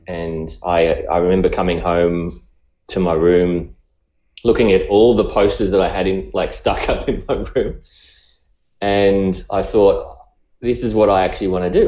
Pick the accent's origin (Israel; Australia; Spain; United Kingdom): Australia; accent: Australian; by the accent, you can probably tell I'm I'm I'm from Australia